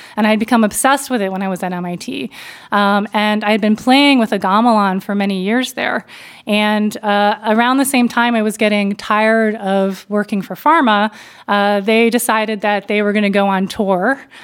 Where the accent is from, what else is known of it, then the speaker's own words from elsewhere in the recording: Berkeley Heights, New Jersey, United States; I moved from Berkeley to Berkeley Heights, New Jersey. Um, grew up in suburbia